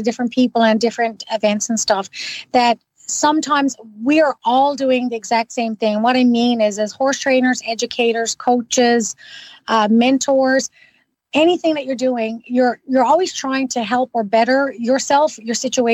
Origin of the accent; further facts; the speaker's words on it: Newfoundland and Labrador, Canada; now in Ottawa, Canada; I'm originally from Newfoundland. Now, I've been gone for quite a long time